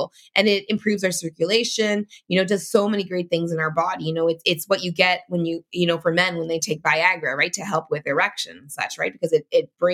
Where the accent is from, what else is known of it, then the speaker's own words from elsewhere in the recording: Canada; in Canada, it's different because I'm Canadian